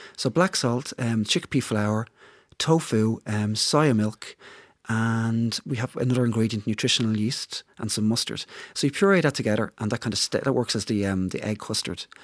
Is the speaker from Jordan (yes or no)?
no; Dublin, Leinster, Ireland; I'm from, I'm from Dublin